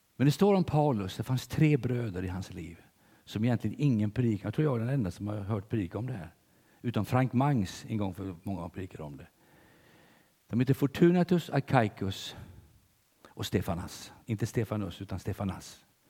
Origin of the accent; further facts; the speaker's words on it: Sweden; som svensk